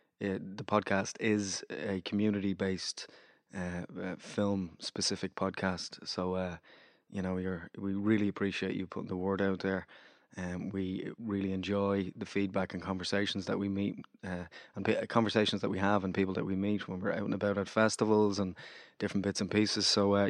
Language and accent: English; Chicago, Illinois, United States; also born or lived in Los Angeles; now in Ireland